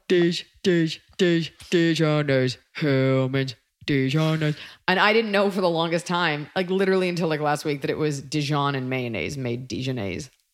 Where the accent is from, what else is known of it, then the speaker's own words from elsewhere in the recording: Texas, United States; as a Texan myself